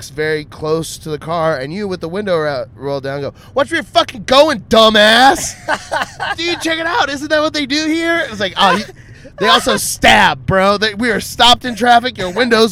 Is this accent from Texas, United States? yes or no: yes; Austin, Texas, United States; I'm just from Austin.